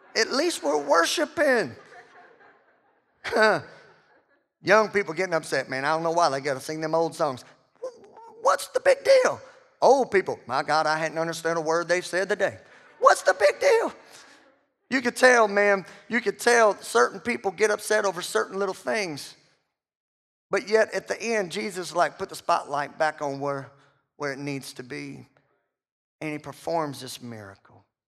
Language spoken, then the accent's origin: English; the South, United States; we're all from the South